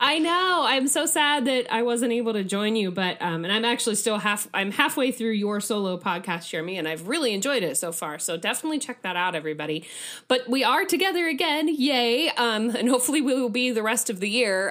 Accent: Midwest, United States; as a Midwesterner

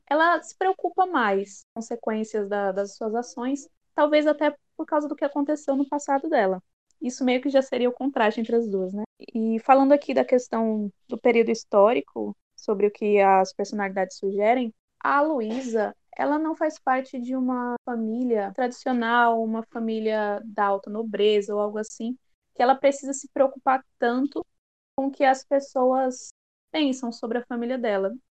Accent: São Paulo, Brazil; now in Paraíba, Brazil; sou paulista, mas moro na Paraíba

